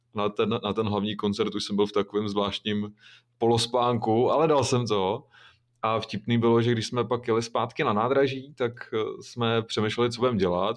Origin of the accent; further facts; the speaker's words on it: Šluknov Hook, Ústí nad Labem Region, Czechia; já pocházím ze Šluknovského výběžku